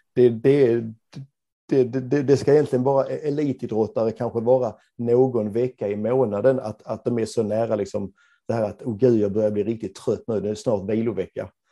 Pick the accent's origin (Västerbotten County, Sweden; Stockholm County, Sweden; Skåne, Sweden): Skåne, Sweden; Ängelholm; moved away as an adult; now in Gothenburg, Sweden; Jag är från Ängelholm, men, men, men har bott i Göteborg i över 30 år